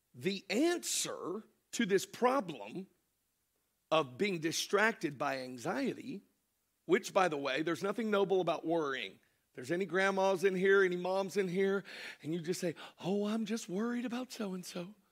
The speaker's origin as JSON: {"language": "English", "region": "Florida", "country": "United States", "tie": "born or raised there", "also_born_or_lived": "Cartersville, Georgia", "said": "Our home was Florida"}